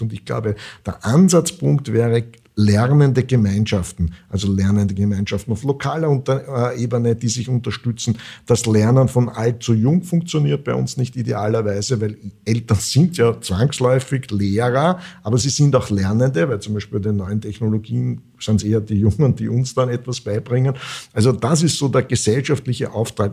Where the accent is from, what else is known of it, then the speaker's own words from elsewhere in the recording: Vienna, Austria; ich bin ja Wiener